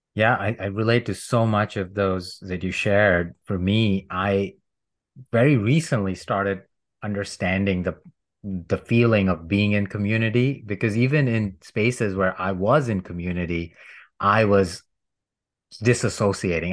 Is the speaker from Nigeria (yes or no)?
no; India; moved away; I grew up in India